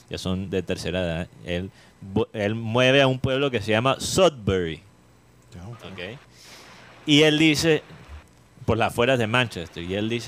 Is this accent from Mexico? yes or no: no; Cuba; accent: Cuban